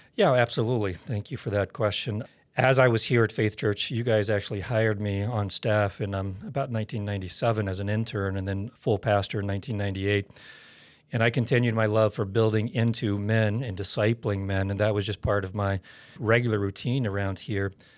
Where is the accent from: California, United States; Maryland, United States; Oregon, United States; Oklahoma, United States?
Oklahoma, United States; I was born and raised in Oklahoma